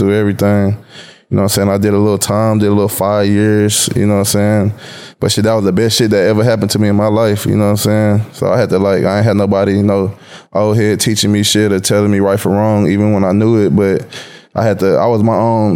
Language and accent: English; Waco, Texas, United States; I'm originally from Waco, Texas, like an hour and a half outside of Dallas-Fort Worth area